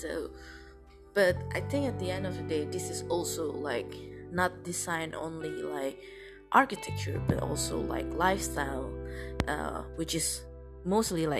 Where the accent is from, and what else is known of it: Indonesia; English is a second language